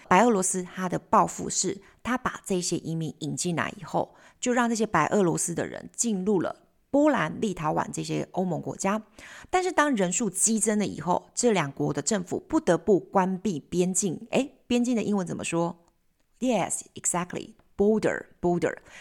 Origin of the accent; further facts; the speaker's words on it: Taiwan; 巴黎我们台湾人可能只知道巴黎莱雅吗